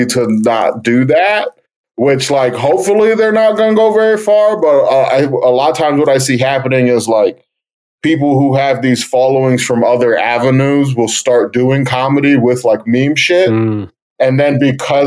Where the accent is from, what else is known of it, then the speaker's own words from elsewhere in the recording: Cleveland, Ohio, United States; I'm from Cleveland